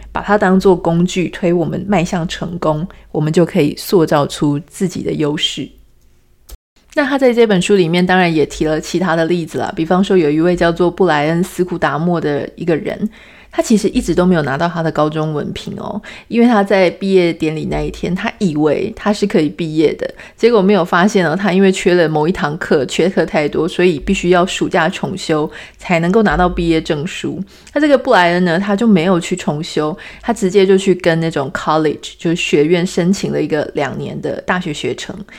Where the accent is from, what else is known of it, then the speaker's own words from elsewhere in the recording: Taiwan; 作为台湾人的我们